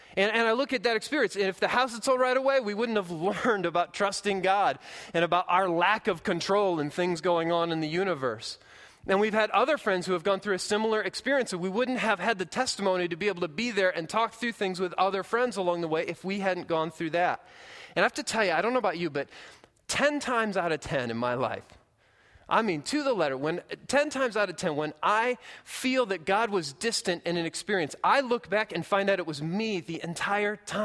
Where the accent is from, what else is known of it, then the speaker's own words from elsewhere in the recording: Midwest, United States; moved away as an adult; we're from the Midwest, so we know what corn looks like.